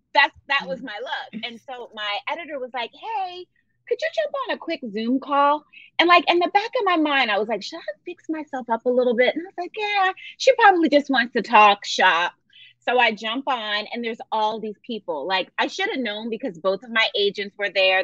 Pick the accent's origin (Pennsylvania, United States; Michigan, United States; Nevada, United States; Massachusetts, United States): Pennsylvania, United States; Philadelphia; I grew up in Philadelphia